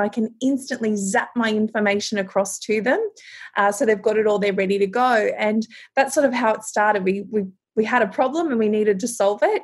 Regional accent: Townsville, Queensland, Australia; I'm from Townsville in North Queensland

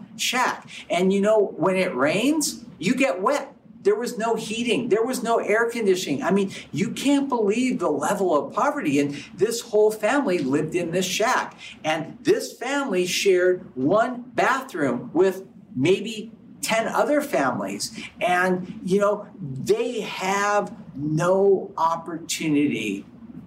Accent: United States; growing up in America

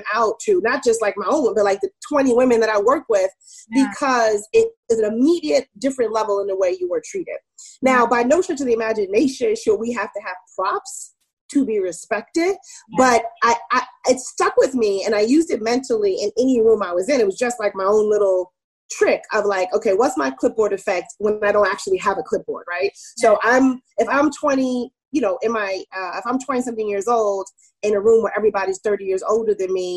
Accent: New York, United States; also born or lived in California / Germany / Maryland; I grew up in Queens, New York, mostly. I was like born in California. I lived in Germany, but most of my childhood was in New York.

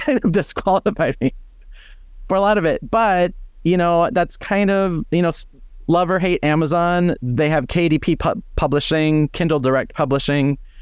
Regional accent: Fargo, North Dakota, United States; moved away as an adult; now in Twin Cities, United States; growing up in Fargo, North Dakota

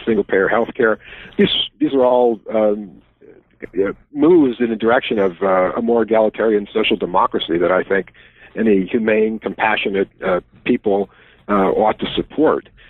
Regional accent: Wisconsin, United States; my home state

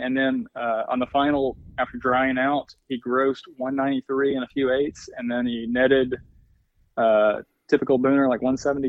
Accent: Arkansas, United States; we'd had a family farm that I grew up on in Arkansas.

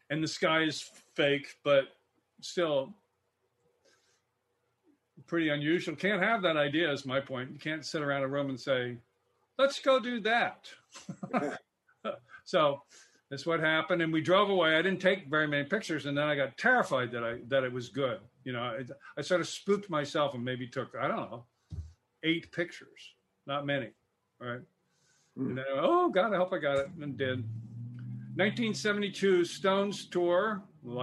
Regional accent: California, United States; I'm a Californian

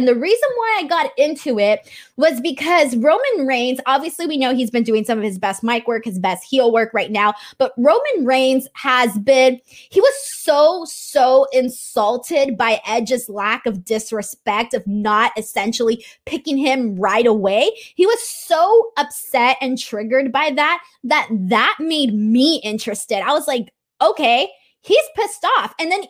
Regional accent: Los Angeles, California, United States; since it's my hometown. But I do think that, you know, the circumstances were different and they were going to do WrestleMania here in Los Angeles

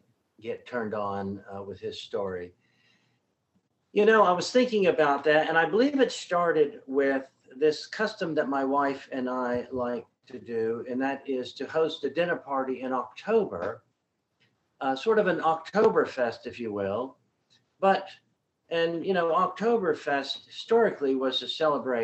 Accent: Texas, United States; I was born in Texas

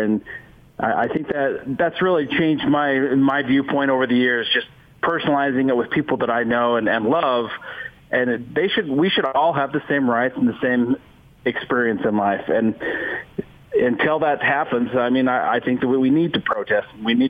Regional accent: Utah, United States; I grew up in Utah

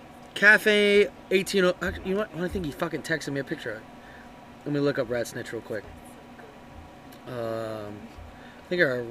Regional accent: United States; I put a lot of shit in it, you know, because I'm American and I can.

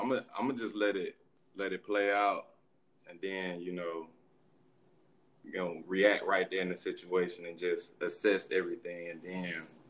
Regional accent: Birmingham, Alabama, United States; I'm from Birmingham.

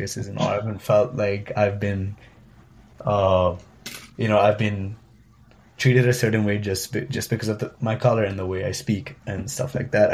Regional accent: India; moved away as an adult; now in Madison, United States; I want to listen to Hindi music a lot more than I think I would have when I was back home

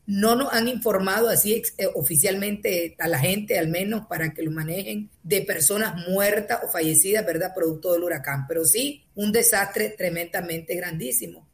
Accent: North Caribbean Coast Autonomous Region, Nicaragua; Yo soy costeña de la parte norte

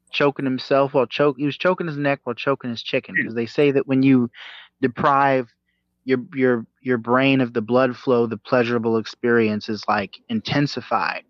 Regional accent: the South, United States; I'm I'm from the South, and I was raised to be a Southern gentleman.

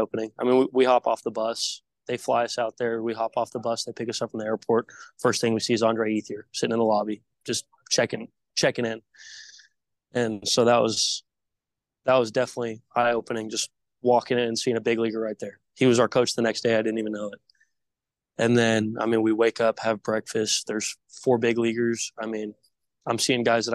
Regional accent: West Coast, United States; I'm from the West Coast

